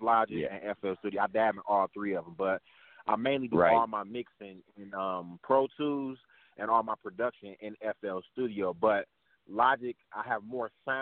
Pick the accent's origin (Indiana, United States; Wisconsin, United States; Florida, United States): Wisconsin, United States; Milwaukee; now in Atlanta, United States; born and raised in Milwaukee. Ended up moving down to Atlanta.